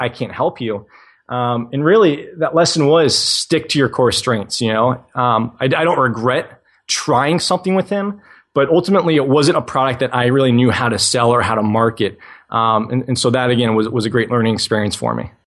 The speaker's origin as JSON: {"language": "English", "region": "New England", "country": "United States", "tie": "born or raised there", "said": "I was that 12 year old kid in, growing up in New England, shoveling driveways"}